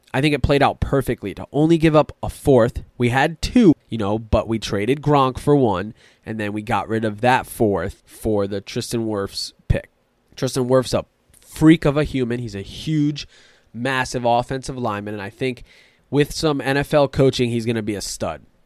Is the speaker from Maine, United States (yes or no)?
no; Tampa Bay area, Florida, United States; I was born and raised in the Tampa Bay area